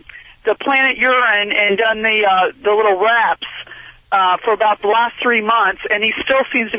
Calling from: Woodbridge, Virginia, United States; I'm calling from Woodbridge, Virginia, right outside of D.C.

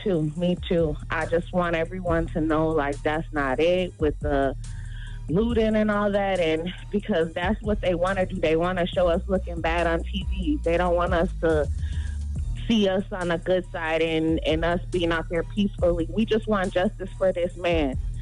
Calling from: Minnesota, United States; I'm from Minnesota.

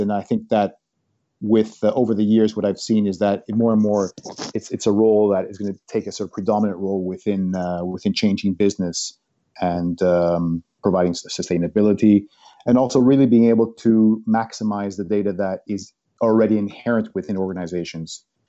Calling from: London, United Kingdom; I'm calling from beautiful London.

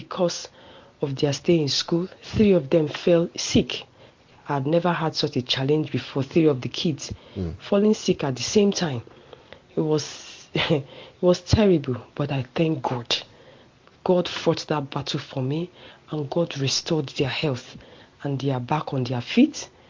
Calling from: Jos, Plateau, Nigeria; I'm calling and I'm talking from Jos.

